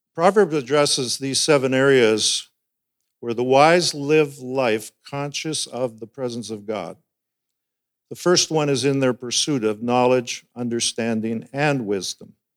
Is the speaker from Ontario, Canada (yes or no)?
no; Alberta, Canada; moved away as an adult; also born or lived in North Delta, British Columbia; now in Burlington, Canada; I was born and raised in Alberta